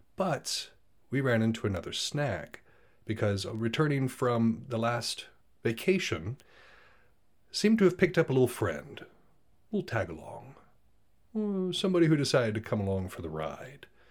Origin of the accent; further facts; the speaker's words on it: United States; I'm from America